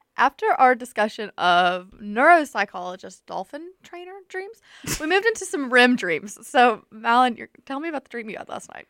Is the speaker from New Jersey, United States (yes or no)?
no; Tuscaloosa, Alabama, United States; I'm also from Tuscaloosa